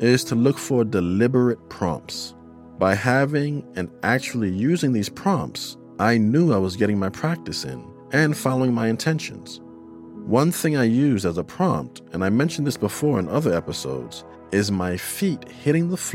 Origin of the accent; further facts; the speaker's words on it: New York City, New York, United States; my fellow New Yorker